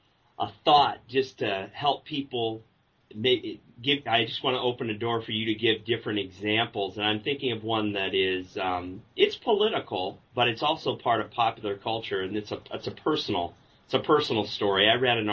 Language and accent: English; Omaha, Nebraska, United States; I grew up in Omaha, Nebraska